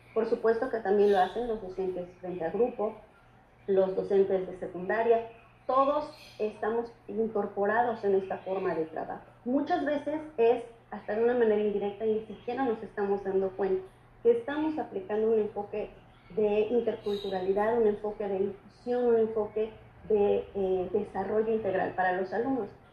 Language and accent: Spanish; Mexico; forman nuestra identidad como mexicanos